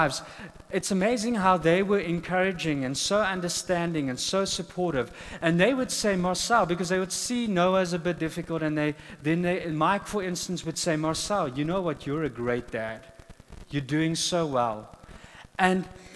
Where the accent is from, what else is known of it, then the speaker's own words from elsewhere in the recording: South Africa; first language Afrikaans; English is a second language; moved away as an adult; now in United States; we come from South Africa